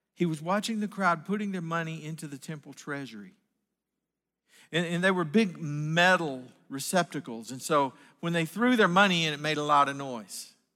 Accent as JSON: {"language": "English", "region": "Northwest Arkansas", "country": "United States", "said": "I was from Northwest Arkansas"}